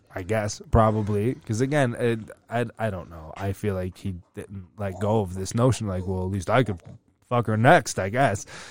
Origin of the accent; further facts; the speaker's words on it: United States; we're American